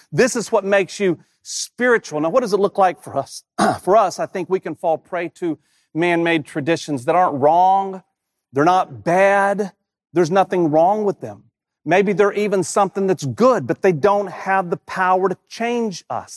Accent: Rocky Mount, North Carolina, United States; moved away as an adult; I haven't lived in my hometown of Rocky Mountain, North Carolina since, since nineteen ninety-six

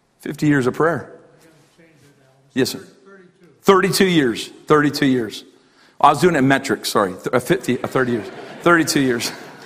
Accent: Canada; as a Canadian

